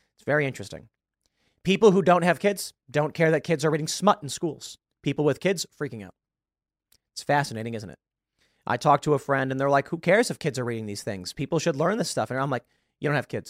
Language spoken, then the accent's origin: English; Chicago, Illinois, United States; I'm from Chicago, and in the lovely city, we get quite a bit of snow.